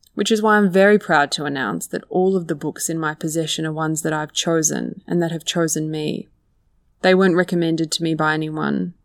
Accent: Australia

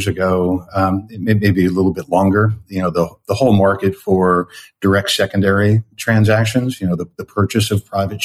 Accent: New York area, United States; now in San Francisco Bay Area, United States; I had grown up in the Northeast in the New York area

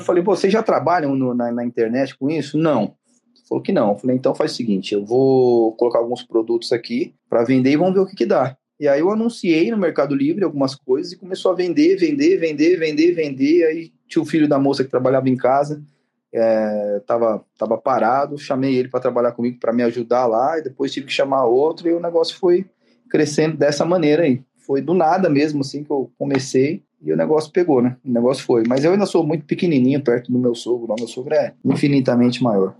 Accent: Marília, São Paulo, Brazil; now in São Paulo, Brazil; depois eu fui para Marília, fiquei lá até meus 13

